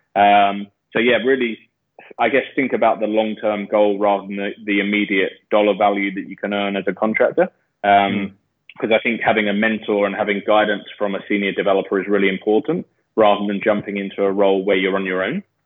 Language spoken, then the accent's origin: English; London, United Kingdom; moved away as an adult; now in Australia; I'm from London. Uh, I've been living in Australia for the last eight years